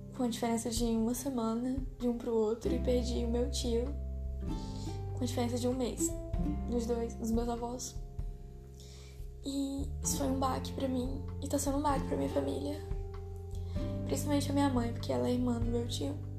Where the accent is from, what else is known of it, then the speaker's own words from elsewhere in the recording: Tocantinópolis, Tocantins, Brazil; also born or lived in São Raimundo das Mangabeiras, Maranhão; Então eu meio que fui criada aqui no Tocantins, em Tocantinópolis, e lá no Maranhão, em Mangabeiras